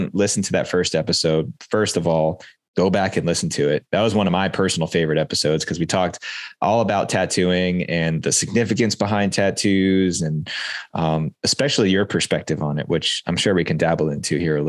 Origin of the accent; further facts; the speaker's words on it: East Coast of the United States, United States; moved away as an adult; now in West Coast, United States; relocating from where I grew up on the East Coast of the United States and relocating to the West Coast